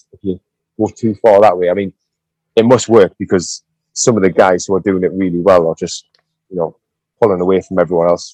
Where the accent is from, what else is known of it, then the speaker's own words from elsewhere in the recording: United Kingdom; our gym's based in my hometown